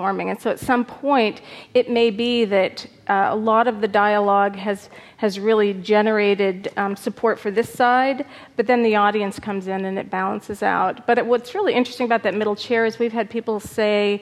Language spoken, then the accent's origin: English; Arizona, United States; I'm from Arizona